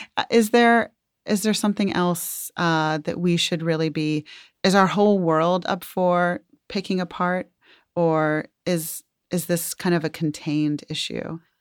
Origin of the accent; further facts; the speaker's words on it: Atlanta, Georgia, United States; my hometown, Atlanta, Georgia